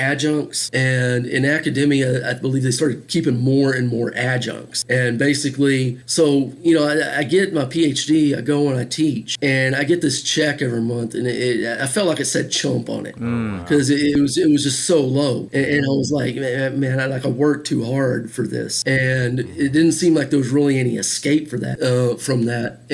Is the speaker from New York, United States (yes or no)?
no; Fort Worth, Texas, United States; also born or lived in Taiwan / Mexico; I'm a native of Fort Worth